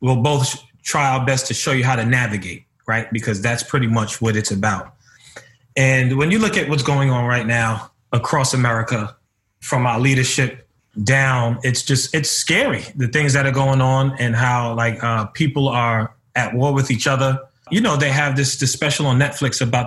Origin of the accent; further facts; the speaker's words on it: New York City, New York, United States; I'm from Harlem. I grew up in the city. I grew up in the ghetto.